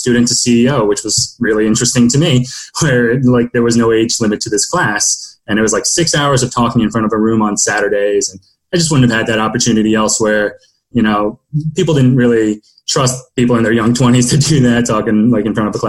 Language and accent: English; Northern New Jersey, United States; moved away as an adult; also born or lived in Manhattan / San Francisco / Philadelphia; now in Delaware, United States; I grew up in Northern Jersey, so Jersey local